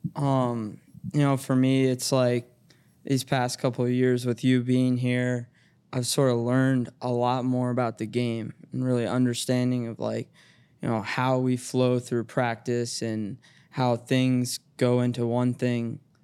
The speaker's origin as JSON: {"language": "English", "town": "Cincinnati", "region": "Ohio", "country": "United States", "tie": "born or raised there", "said": "I went to public school growing up"}